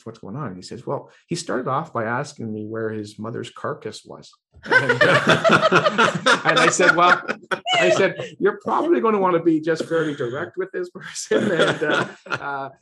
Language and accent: English; Ireland; I'm Irish